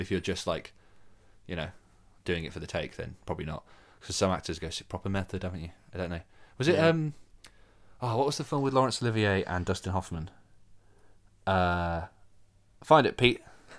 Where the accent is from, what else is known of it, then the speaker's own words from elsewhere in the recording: Birmingham, West Midlands, United Kingdom; I'm from Birmingham. So film people have said that. I deny it. but I think my accent has definitely become lost over time.